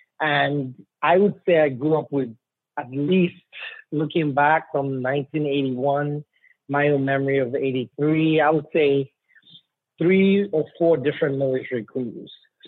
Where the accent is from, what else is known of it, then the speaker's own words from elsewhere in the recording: Columbus, Ohio, United States; born there; So I was born in Columbus, Ohio.